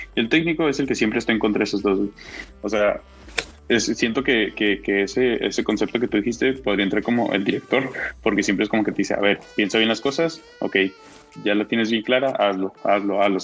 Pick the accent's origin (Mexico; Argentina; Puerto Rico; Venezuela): Mexico; como mexicanos